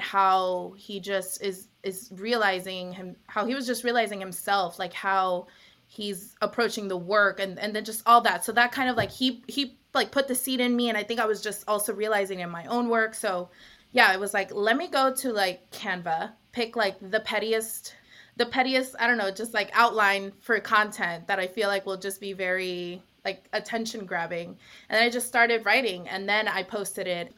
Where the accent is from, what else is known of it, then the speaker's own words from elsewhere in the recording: Long Beach, California, United States; now in New York, United States; I am from originally from Long Beach, California, but I'm currently podcasting from Harlem